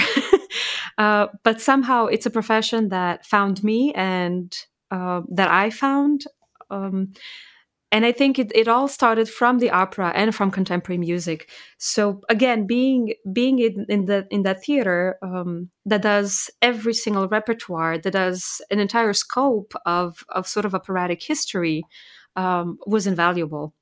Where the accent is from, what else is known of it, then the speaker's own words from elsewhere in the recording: Maribor, Slovenia; moved away as an adult; also born or lived in Serbia / Graz, Austria / Vienna, Austria / Indiana, United States; growing up in Slovenia, that's really where I grew up